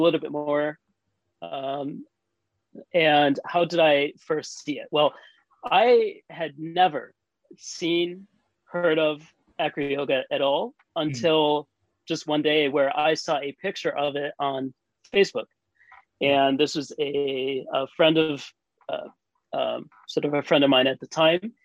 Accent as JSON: {"language": "English", "country": "United States", "tie": "born or raised there", "also_born_or_lived": "Tokyo, Japan", "moved": "yes", "said": "where I grew up in the States"}